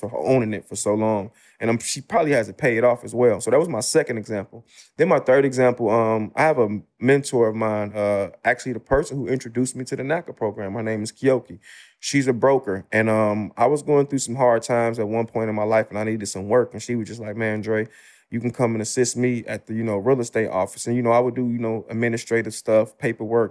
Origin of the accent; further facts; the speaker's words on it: Chicago, Illinois, United States; I'm from the South Side of Chicago, the Ida B. Wells Projects.